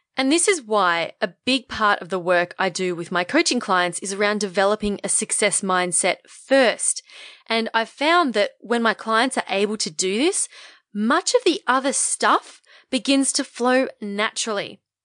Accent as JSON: {"language": "English", "country": "Australia", "said": "identify as Australian"}